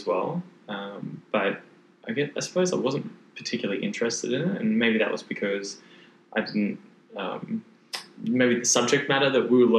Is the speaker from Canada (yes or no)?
no; Brisbane, Queensland, Australia; also born or lived in Gold Coast; because I was actually from Brisbane.